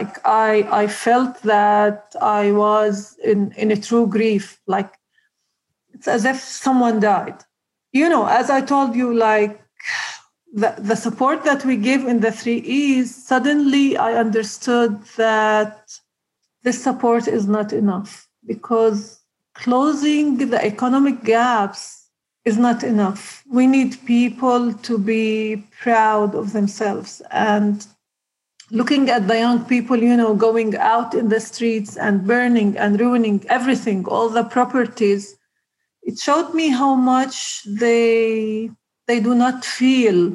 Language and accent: English; Nazareth, Northern District, Israel; I grew up in Nazareth, a very simple family